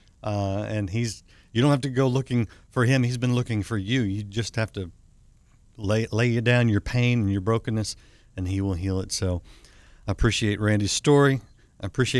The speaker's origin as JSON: {"language": "English", "region": "Texas", "country": "United States", "said": "I'm from Texas"}